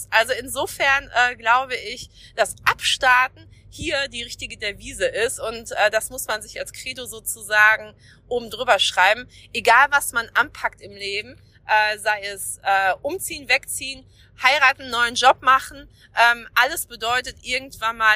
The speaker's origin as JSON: {"language": "German", "region": "North Rhine-Westphalia", "country": "Germany", "moved": "yes", "lives_now": "Schleswig-Holstein, Germany", "said": "ich bin seit 2013 hier in Schleswig-Holstein, bin ja aus dem Ruhrgebiet hier hochgezogen"}